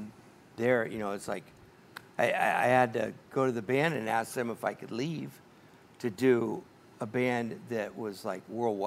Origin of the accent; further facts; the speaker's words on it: Oakland, California, United States; we were all born and raised in Oakland.